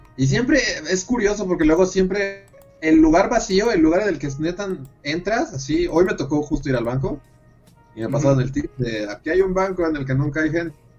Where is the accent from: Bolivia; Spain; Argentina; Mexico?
Mexico; en México